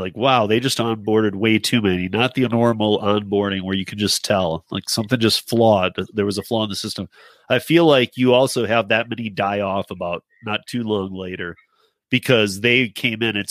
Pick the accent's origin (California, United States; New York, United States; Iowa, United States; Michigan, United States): Michigan, United States; East Lansing; I'm from Lansing, East Lansing, Michigan